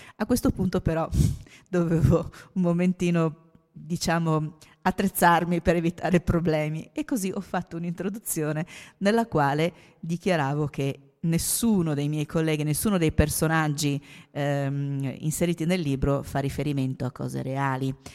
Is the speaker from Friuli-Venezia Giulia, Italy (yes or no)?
yes; Trieste, Friuli-Venezia Giulia, Italy; Io sono triestina